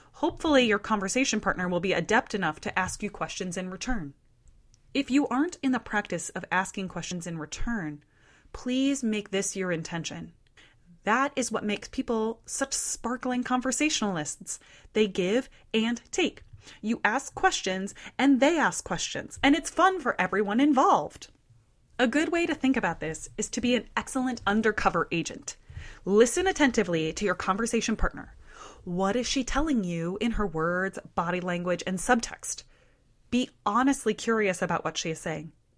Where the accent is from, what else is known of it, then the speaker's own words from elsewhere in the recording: Midwest, United States; I share her Midwestern roots